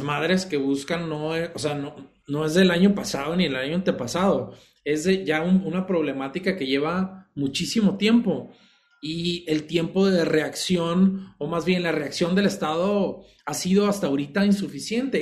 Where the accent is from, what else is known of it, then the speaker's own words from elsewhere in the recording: Sinaloa, Mexico; siendo sinaloense